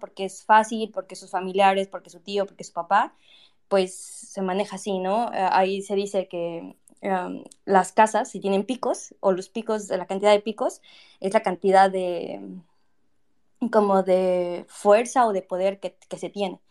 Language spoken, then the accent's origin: Spanish; Tlaxcala, Mexico; Yo soy de Tlaxcala, este, y es muy triste que pues no se dé a conocer el estado donde nací